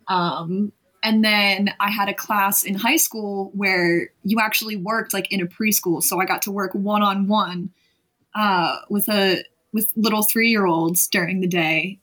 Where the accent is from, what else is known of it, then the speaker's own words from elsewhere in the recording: Delaware County, Pennsylvania, United States; moved away as an adult; also born or lived in West Chester, Pennsylvania; now in Philadelphia, United States; I came from Delco, or I'll just say Delaware County uh, in Pennsylvania